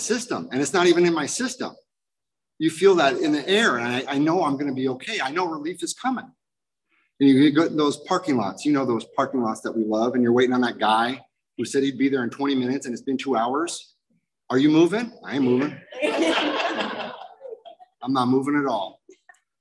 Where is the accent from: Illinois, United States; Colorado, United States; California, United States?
California, United States; Garden Grove; I'm an Irish drunken junkie punker from Garden Grove